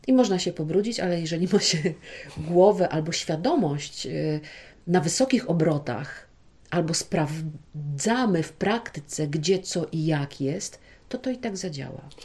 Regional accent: Podlaskie Voivodeship, Poland; tutaj u nas na Podlasiu

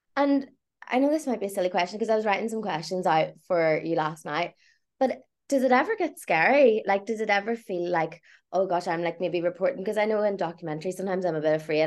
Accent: County Tyrone, Northern Ireland, United Kingdom; I'm not from Belfast, like from a rural place

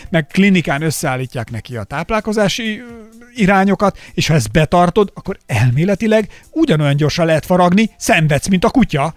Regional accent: Somogy, Hungary; én Somogyból származom, és nálunk mindig volt például búcsú idején a faluban kövér, sovány foci

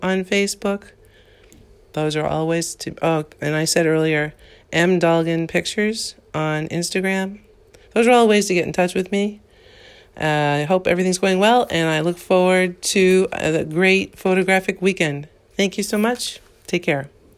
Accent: New Hampshire, United States; I'm from New Hampshire, again, I, I just wanted to reiterate I'm from New Hampshire

